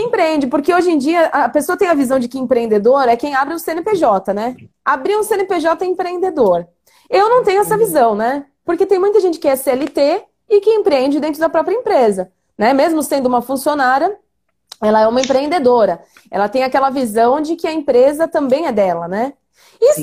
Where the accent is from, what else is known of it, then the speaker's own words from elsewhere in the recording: Suzano, São Paulo, Brazil; nasci em sítio, lá em Suzano, quando Suzano era uma cidade pequena ainda